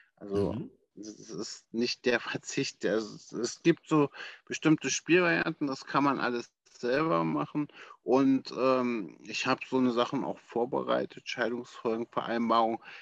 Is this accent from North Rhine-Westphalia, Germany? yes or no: no; Berlin, Germany; ich selbst bin, äh, wie gesagt, ein waschechter Berliner